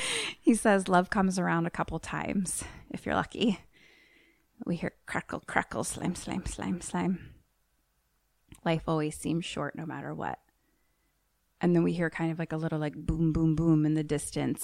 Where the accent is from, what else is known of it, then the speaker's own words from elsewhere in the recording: United States; I am American